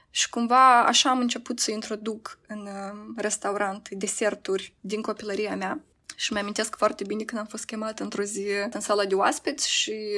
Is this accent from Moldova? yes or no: yes; Moldova; moved away as an adult; eu vin din Moldova